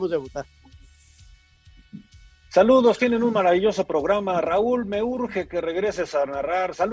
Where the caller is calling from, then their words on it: León, Guanajuato, Mexico; de León, Guanajuato